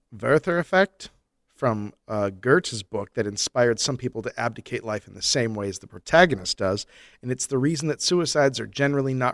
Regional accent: Epping, East of England, United Kingdom; I grew up in Epping, one of the locations in the Haunted Forest episode.

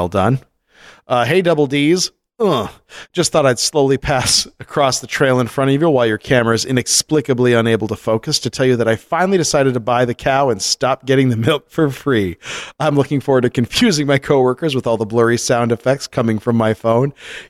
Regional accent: Iowa, United States; I'm originally from Northwest Iowa, moved out here for a job, and now we're moving to Ames to go to grad school

